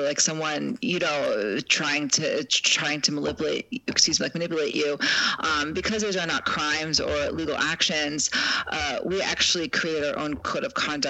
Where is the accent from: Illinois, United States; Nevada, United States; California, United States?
Illinois, United States; Chicago; I'm from Chicago